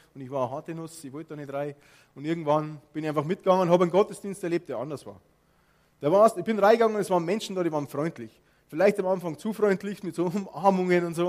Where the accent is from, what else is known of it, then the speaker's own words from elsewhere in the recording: Bavaria, Germany; accent: Bavarian; ich bin aufgewachsen in Bayern